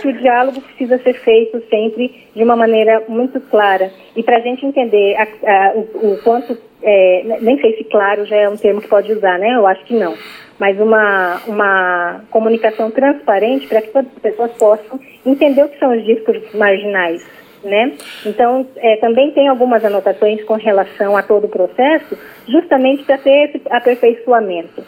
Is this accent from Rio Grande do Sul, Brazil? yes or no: no; Cuiabá, Mato Grosso, Brazil; Eu moro em Cuiabá e nasci em Cuiabá, mas a minha família indígena mora em Mato Grosso do Sul